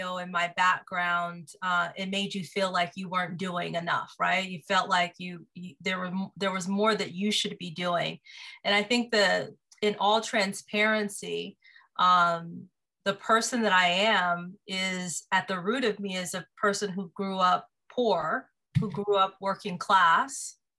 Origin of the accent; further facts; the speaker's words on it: Seattle, Washington, United States; moved away as an adult; now in Los Angeles, United States; I grew up in Seattle, Washington, born and raised.